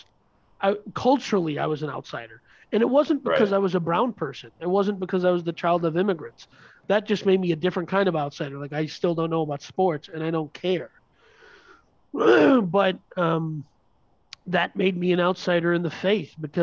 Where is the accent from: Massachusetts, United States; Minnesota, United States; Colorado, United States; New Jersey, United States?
Minnesota, United States; we were raised in Minnesota